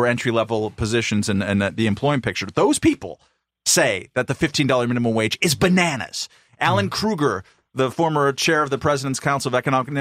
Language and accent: English; California, United States; moved away; I'm from California